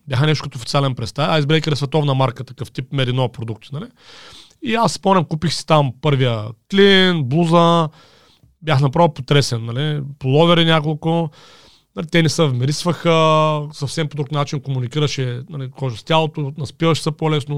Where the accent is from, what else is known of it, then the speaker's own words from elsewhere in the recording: Rhodopes, near Haskovo, Haskovo Province, Bulgaria; от Родопите съм едно парче, само че от края от към Хасково, нали, там от едно село, нали, баща ми, там съм израснал